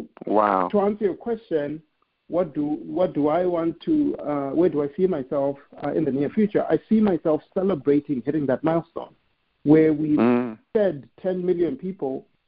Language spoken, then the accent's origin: English; Zimbabwe; moved away as an adult; now in United States; I'm a kid from Zimbabwe who came to America with nothing.